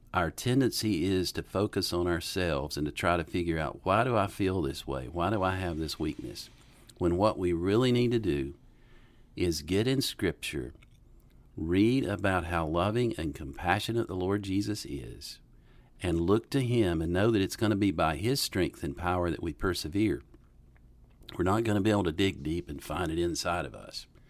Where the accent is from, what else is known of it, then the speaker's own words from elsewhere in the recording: Western North Carolina, United States; moved away as an adult; also born or lived in Jackson, Mississippi; now in Bonita Springs, United States; I grew up in Western North Carolina